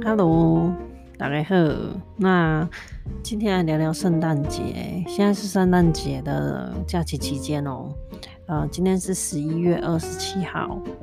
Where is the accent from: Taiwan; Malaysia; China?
Taiwan; southern Taiwan; now in North America; 其实小时候我在台湾南部长大，那南部就是比较温暖嘛